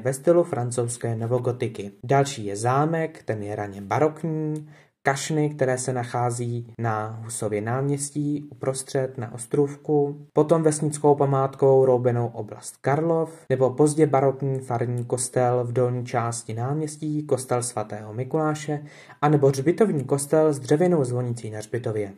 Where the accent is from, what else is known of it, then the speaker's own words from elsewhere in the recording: Lomnice nad Popelkou, Liberec Region, Czechia; u nás v Lomnici